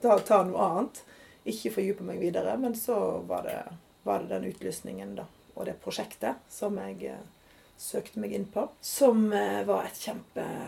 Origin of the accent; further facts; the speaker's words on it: Odda, Vestland, Norway; also born or lived in Geneva / India / Oslo / Bergen; now in Stavanger, Norway; så er jeg jo fra Odda